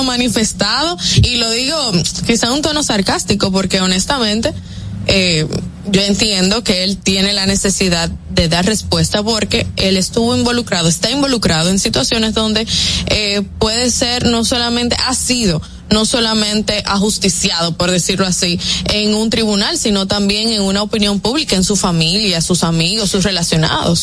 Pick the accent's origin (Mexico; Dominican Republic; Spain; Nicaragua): Dominican Republic; para nosotros los dominicanos